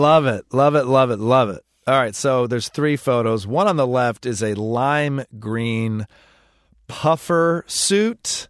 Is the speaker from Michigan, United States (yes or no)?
yes; Southeast Michigan, United States; moved away; I'm from Southeast Michigan. You drive American, where I came from